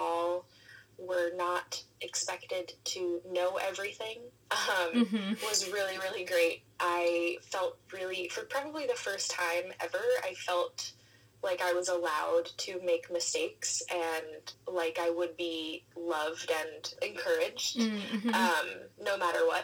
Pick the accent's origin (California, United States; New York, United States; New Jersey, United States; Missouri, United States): New York, United States; now in Boston, United States; I am a soprano from New York